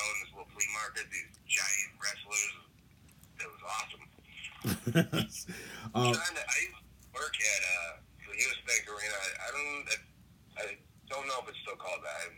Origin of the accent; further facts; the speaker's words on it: Cincinnati, Ohio, United States; my hometown arena